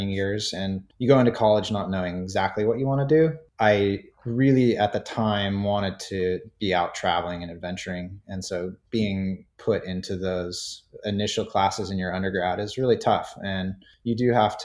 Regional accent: Santa Barbara, California, United States; I grew up in Santa Barbara, California

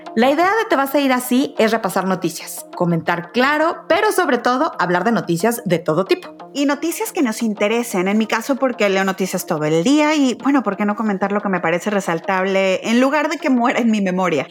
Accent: Mexico City, Mexico; Yo soy de la Ciudad de México

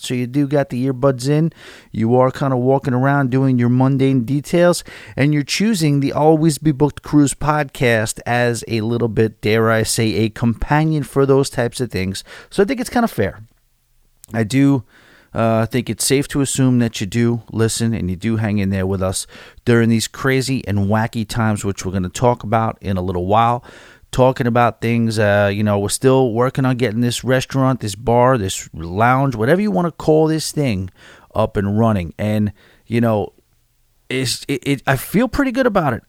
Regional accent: New York, United States; as a New Yorker, a born-and-bred New Yorker

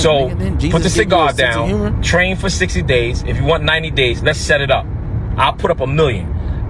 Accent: New York City, New York, United States; I'm from Brooklyn.

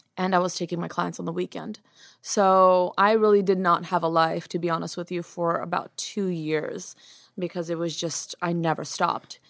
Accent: United States; also born or lived in Yerevan, Armenia; I was born in Armenia, Yerevan, Armenia, and I came to America when I was three, so I don't remember much. I was pretty much raised in, uh, America.

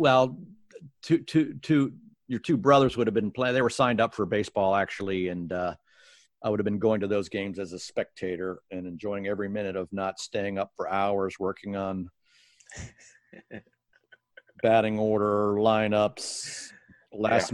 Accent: Bethesda, Maryland, United States; also born or lived in Washington, D.C.; grew up in Bethesda in a court

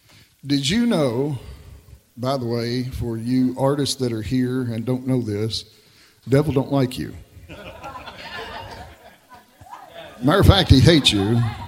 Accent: Kentucky, United States; I'm from Kentucky.

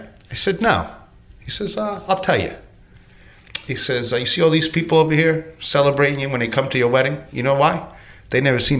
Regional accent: United States; I'm from Cuban descent, but I was raised here.

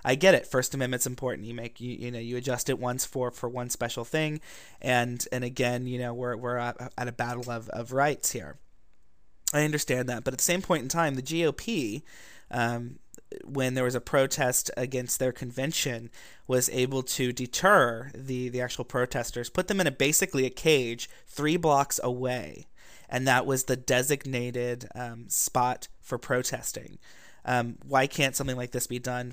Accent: Ohio, United States; now in Walnut Creek, United States; I grew up in Ohio, in the Bible Belt

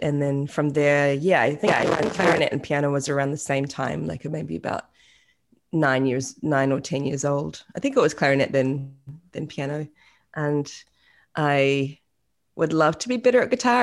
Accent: Auckland, New Zealand; moved away as an adult; also born or lived in Australia; now in United States; was born in, uh, West Auckland

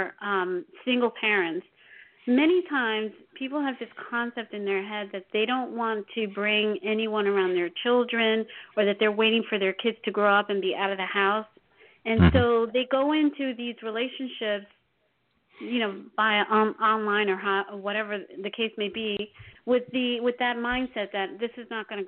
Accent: New York, United States; now in New Jersey, United States; I was born and raised in New York and then moved to Jersey

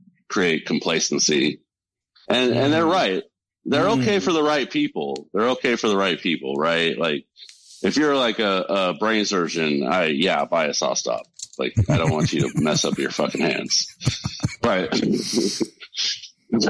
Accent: Central California, United States; I grew up in Central California

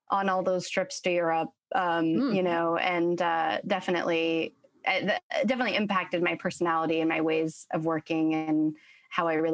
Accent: Middlebury, Vermont, United States; also born or lived in Florence, Italy; I grew up uh, in sort of a combination of three places. I was born in Middlebury, Vermont, uh, raised mostly between Middlebury and Florence, Italy. My family's super Italian.

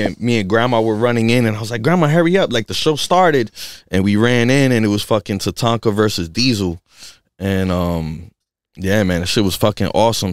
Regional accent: New York City, New York, United States; moved away as an adult; now in Western Massachusetts, United States; I come from the Bronx and, you know, I come from a from, like, a small, uh, studio apartment and shit with my family, and we were there for, for years and years and years

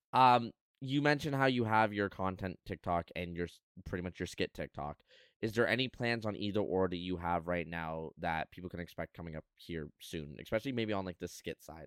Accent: Canada; as a Canadian

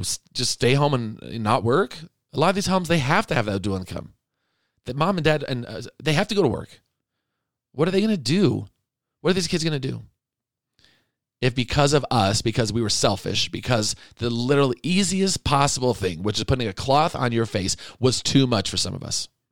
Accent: Arizona, United States; moved away; I grew up in Arizona

